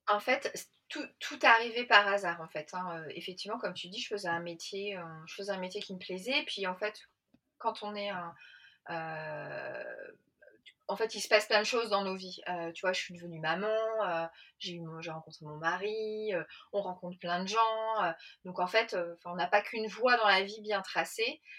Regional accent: Paris, Île-de-France, France; je suis parisienne, j'ai 45 ans

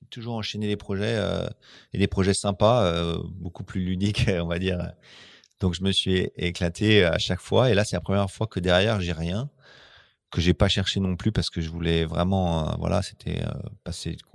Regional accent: France; tu peux pas prendre des Anglais, on est français.

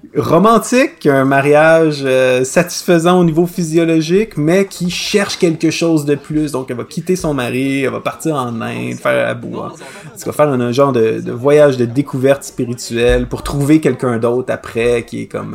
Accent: Quebec, Canada; accent: Québécois

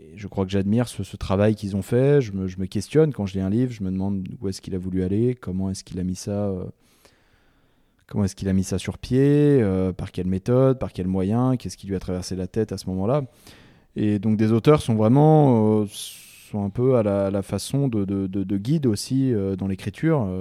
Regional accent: Chamonix, Auvergne-Rhône-Alpes, France; also born or lived in Martinique / North America / Kyrgyzstan; Je suis né le 18 février 1989 à Chamonix. Chamonix-Mont-Blanc. Euh, j'ai grandi dans les Alpes euh, et puis aussi un petit peu dans les, dans les Antilles, en Martinique

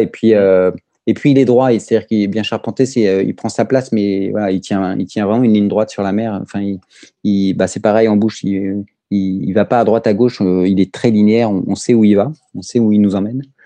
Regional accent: France; also born or lived in Brittany; moi, en tant que Français

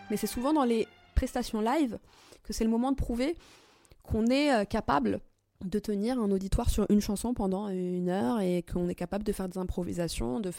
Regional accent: Algeria; Et ma différence, elle est là. Je suis algérienne.

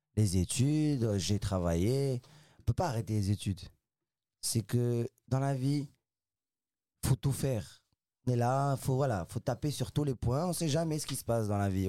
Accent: Casablanca, Casablanca-Settat, Morocco; moved away as an adult; now in France; j'ai grandi au Maroc à Casablanca à Casablanca au Maroc

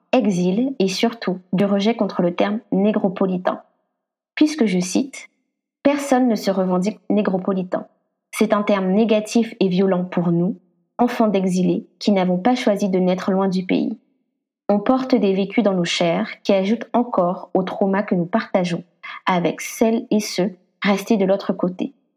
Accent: Guadeloupe; je suis guadeloupéenne

